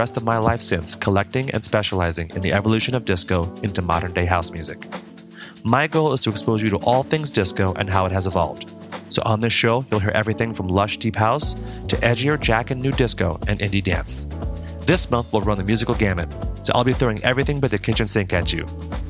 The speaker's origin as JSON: {"language": "English", "town": "New York City", "region": "New York", "country": "United States", "tie": "born or raised there", "said": "I am originally from New York City and grew up listening to classic house music radio shows on WKTU"}